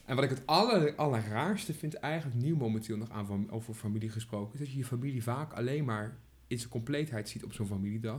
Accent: Arnhem, Gelderland, Netherlands; accent: Arnhems; ik ben een echte Arnhemmer

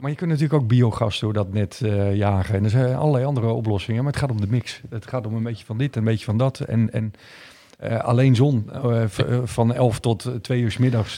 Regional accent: Groningen, Netherlands; ik ben geboren in Groningen.

